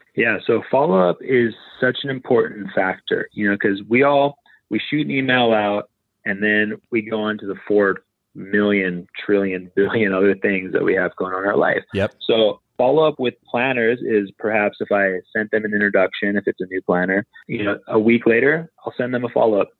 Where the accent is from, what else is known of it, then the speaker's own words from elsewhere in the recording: Maui, Hawaii, United States; I'm from Maui, I'm a photographer.